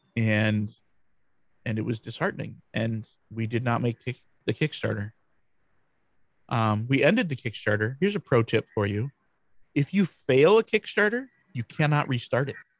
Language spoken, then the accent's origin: English; Grand Rapids, Michigan, United States; I'm from Grand Rapids, Michigan, USA.